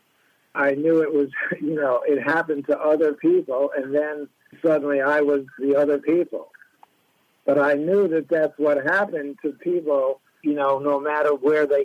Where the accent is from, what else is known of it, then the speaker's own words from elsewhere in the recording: the American West, United States; I grew up in the American West